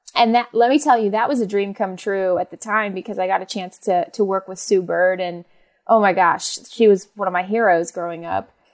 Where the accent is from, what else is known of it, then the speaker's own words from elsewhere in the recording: Phoenix, Arizona, United States; moved away; also born or lived in Los Angeles; I was born and raised in Phoenix, Arizona